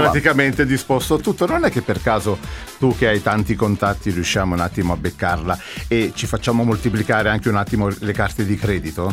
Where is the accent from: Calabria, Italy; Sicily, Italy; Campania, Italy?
Campania, Italy; Naples; noi napoletani